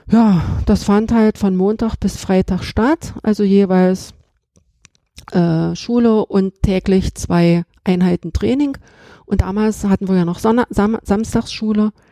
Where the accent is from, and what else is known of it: Halle, Saxony-Anhalt, Germany; born or raised there